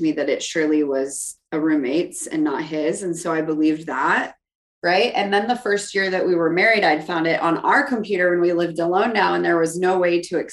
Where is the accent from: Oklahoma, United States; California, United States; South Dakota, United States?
South Dakota, United States; moved away; I grew up in here in the Midwest in South Dakota, in a pretty stereotypical Catholic home